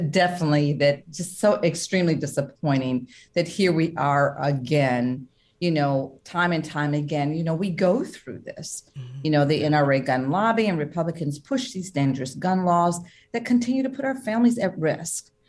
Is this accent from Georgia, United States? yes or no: yes; Georgia, United States; Back in my home state of Georgia, our governor is trying to implement permitless carry